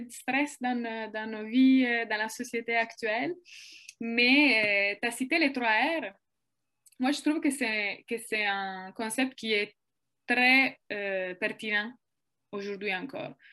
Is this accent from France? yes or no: no; Italy; French is a second language; moved away as an adult; now in Quebec, Canada; je suis italienne. Euh, je suis au Québec depuis trois ans maintenant.